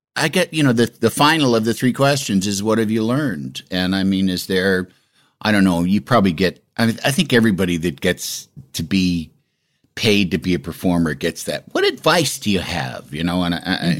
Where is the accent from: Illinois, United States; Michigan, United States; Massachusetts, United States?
Illinois, United States; growing up in Illinois